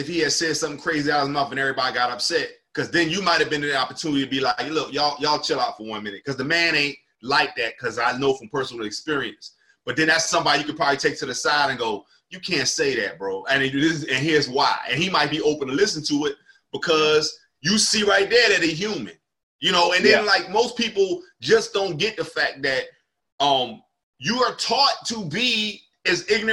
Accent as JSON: {"language": "English", "town": "Camden", "region": "New Jersey", "country": "United States", "tie": "born or raised there", "also_born_or_lived": "Willingboro, New Jersey", "said": "I'm from Camden, New Jersey."}